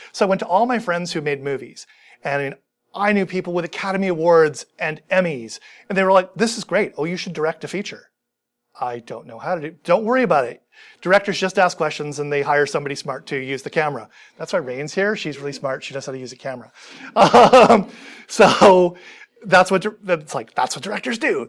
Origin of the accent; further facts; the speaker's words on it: Vancouver, British Columbia, Canada; I grew up in Vancouver